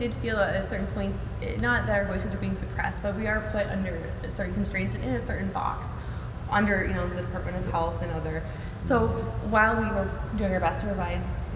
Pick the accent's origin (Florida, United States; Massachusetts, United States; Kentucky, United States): Massachusetts, United States